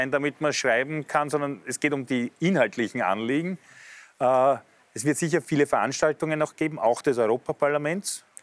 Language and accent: German; Austria; ich glaube, dass gerade für uns als Österreicher an der Grenze mit einem starken Verständnis für die Geschichte und die Menschen zum Beispiel in Ungarn